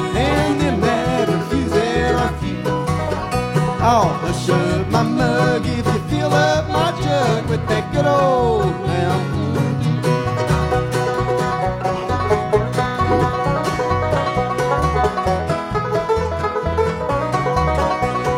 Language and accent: English; Batesville, United States; I'm from Batesville